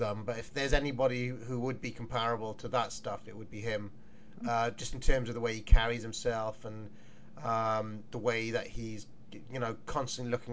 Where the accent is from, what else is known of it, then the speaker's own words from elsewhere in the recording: South Wales, United Kingdom; I'm from South Wales